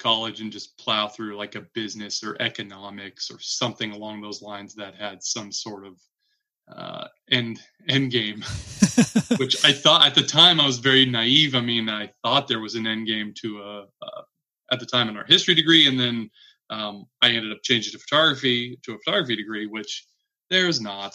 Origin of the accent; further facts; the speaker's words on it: Citrus Heights, California, United States; I was born and raised in Citrus Heights, California, which is a small suburb about 10 minutes northeast of Sacramento proper